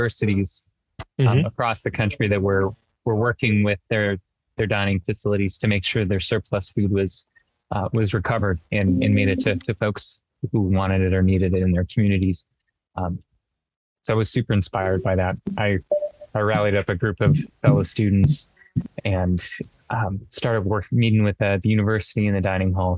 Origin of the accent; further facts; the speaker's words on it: Mojave Desert, Southern California, United States; I grew up in Southern California out in the Mojave Desert